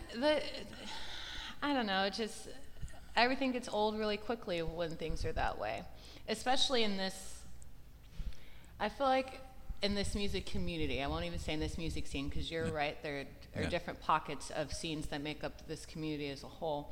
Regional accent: California, United States; moved away; also born or lived in San Francisco Bay Area / Los Angeles; I'm from California, so I've lived yeah. in the Bay

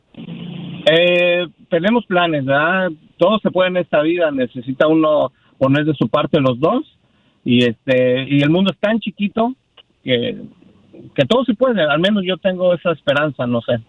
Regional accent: Mexico City, Mexico; Yo soy de México, Distrito Federal.

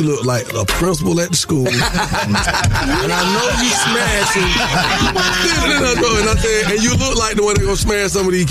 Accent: Atlanta, Georgia, United States; we was raised on Bankhead. I went to Frederick Douglass High School.

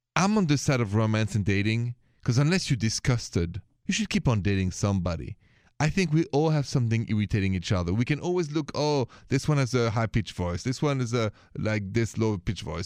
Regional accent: France; accent: French; my accent is French

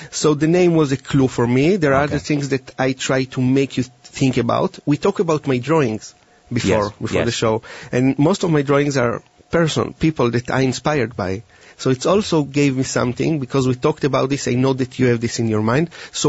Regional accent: Israel; moved away; And I came from Israel 10 years ago, and I used to work a little bit with the police, but mostly with a business corporation.

